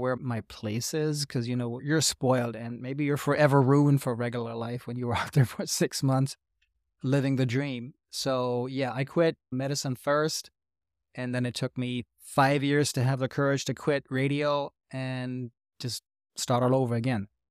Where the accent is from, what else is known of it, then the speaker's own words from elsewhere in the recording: Hanau, Hesse, Germany; English is a second language; Hanau is my hometown, which is east of Frankfurt, and when I was growing up, Hanau was surrounded by American culture.